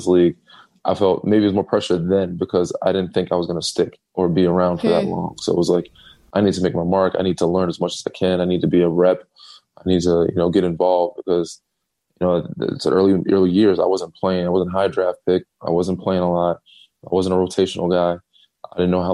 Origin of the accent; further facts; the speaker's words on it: North Babylon, New York, United States; moved away; also born or lived in Chapel Hill, North Carolina / Texas; I do one in my hometown every year for the last, you know, 12, as many years I've been in the league, 12, 13 years in North Babylon, New York.